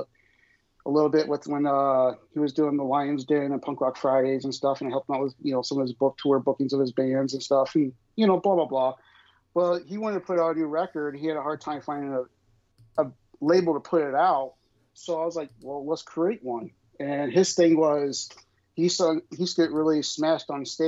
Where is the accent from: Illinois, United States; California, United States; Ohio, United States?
Illinois, United States; Grew up in a small farm town. I grew up in Illinois.